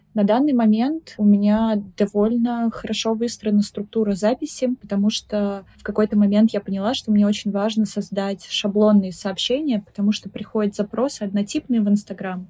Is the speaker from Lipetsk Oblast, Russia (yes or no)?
no; Republic of Karelia, Russia; moved away as an adult; also born or lived in Petrozavodsk; now in Saint Petersburg, Russia; я из Карелии, и мне кажется, что этот факт очень сильно сформировал меня как личность, потому что я всю жизнь была окружена природой